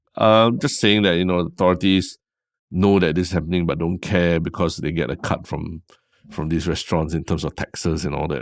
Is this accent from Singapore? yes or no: yes; Singapore; we're such a small country